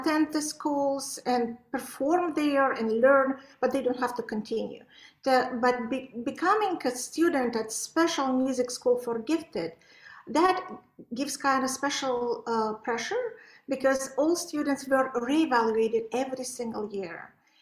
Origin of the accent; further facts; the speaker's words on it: Baku, Azerbaijan; also born or lived in Belarus / Poland / Topeka, Kansas; now in United States; I was born in Baku, that is Azerbaijan, by Caspian Sea, the most gorgeous place. But I was studying in Belarus